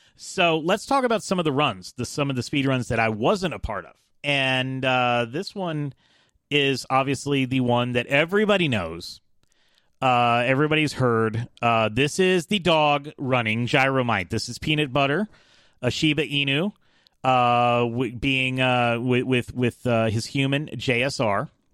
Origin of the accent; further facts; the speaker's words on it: Atlanta, Georgia, United States; I'm from Atlanta